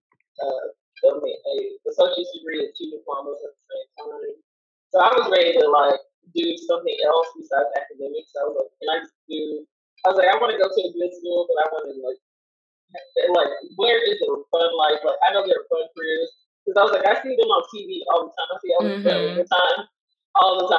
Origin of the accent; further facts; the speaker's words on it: Kansas, United States; moved away as an adult; now in Los Angeles, United States; I was born in Kansas. And so, my family back in Kansas was like, no, you don't want to be a part of that life